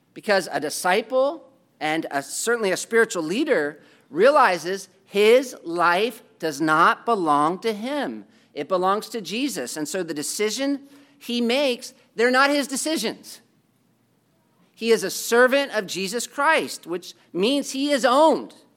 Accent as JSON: {"language": "English", "country": "United States", "said": "as an American"}